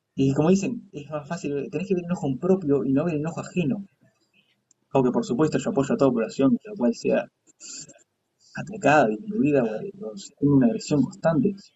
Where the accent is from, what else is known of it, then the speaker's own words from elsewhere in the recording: Uruguay; en Uruguay somos súper racistas